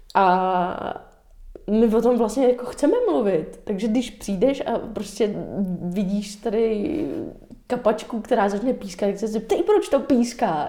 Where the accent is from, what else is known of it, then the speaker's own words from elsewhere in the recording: Dobřichovice, Central Bohemian Region, Czechia; also born or lived in New York; Máma třeba měla různé workshopy pro děti u nás v Dobřechovicích